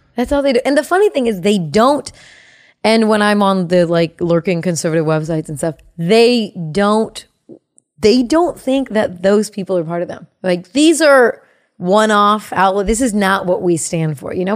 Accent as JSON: {"language": "English", "area": "Bay Area", "region": "California", "country": "United States", "said": "I'm from the Bay Area"}